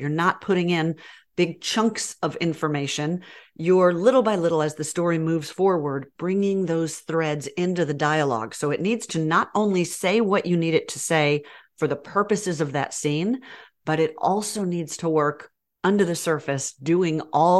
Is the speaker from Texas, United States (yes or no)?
yes; Texas, United States; also born or lived in Birmingham; Y'all know I grew up in Texas, but then I was transplanted to Birmingham.